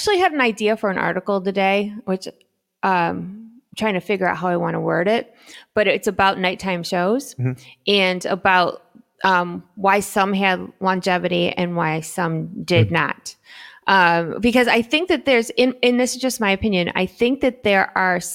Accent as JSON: {"language": "English", "region": "Midwest", "country": "United States", "said": "I'm a Midwesterner"}